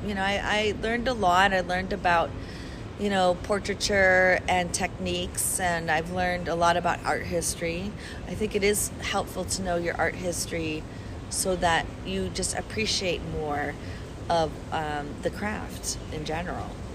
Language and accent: English; Chicago, Illinois, United States; now in Brooklyn, New York, United States; it's a beautiful city. I grew up there.